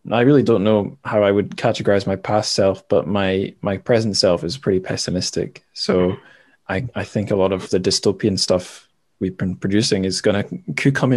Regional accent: Scotland, United Kingdom; also born or lived in Shanghai, China; as a Scottish person living in Scotland

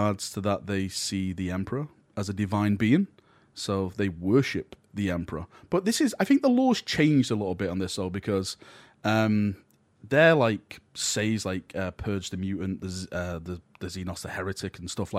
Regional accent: the north of England, United Kingdom; I'm from the Northern England. This is how we speak.

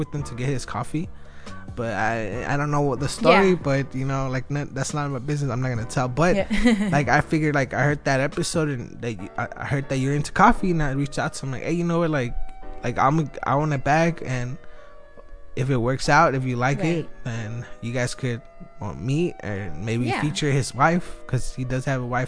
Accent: Wilmington, United States; I'm from Wilmington

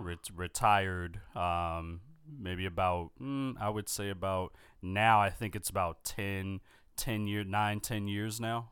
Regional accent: Philadelphia, Pennsylvania, United States; growing up in Philadelphia

